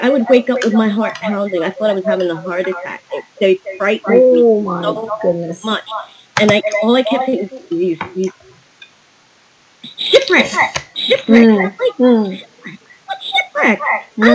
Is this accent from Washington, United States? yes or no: no; New York, United States; moved away as an adult; I'm a New Yorker